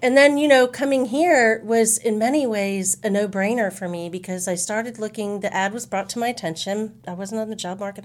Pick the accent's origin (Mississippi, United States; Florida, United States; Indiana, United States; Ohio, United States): Florida, United States; Jacksonville; now in San Antonio, United States; I was born and raised in Jacksonville, Florida, so I like to say I'm an I ten girl from way back